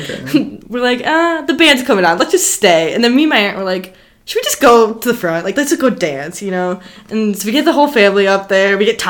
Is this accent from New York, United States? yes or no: no; Union Grove, Wisconsin, United States; now in Madison, United States; relative to my hometown in southeast Wisconsin